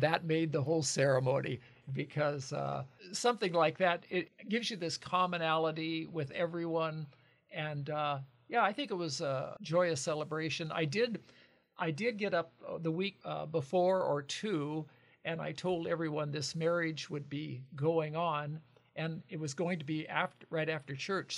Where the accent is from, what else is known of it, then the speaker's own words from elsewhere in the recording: Lincoln County, Washington, United States; moved away as an adult; now in Longview, United States; Lincoln, Lincoln, uh, next to Spokane County